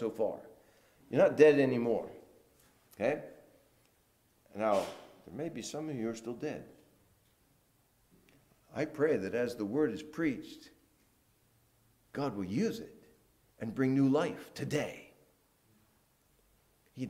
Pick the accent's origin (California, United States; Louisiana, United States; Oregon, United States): Louisiana, United States; New Orleans; accent: Southern; now in New Jersey, United States; I'm from New Orleans.